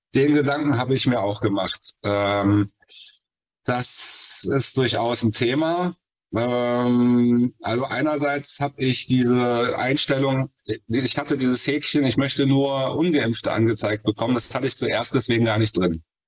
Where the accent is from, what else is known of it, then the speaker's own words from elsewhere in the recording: Cologne, North Rhine-Westphalia, Germany; ich komme aus Köln